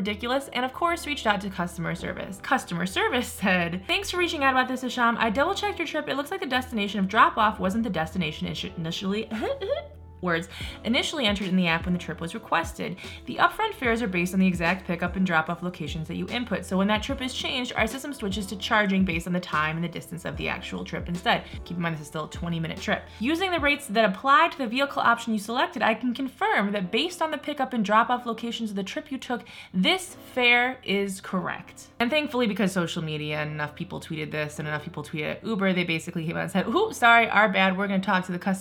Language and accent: English; Midwest, United States; I'm from the Midwest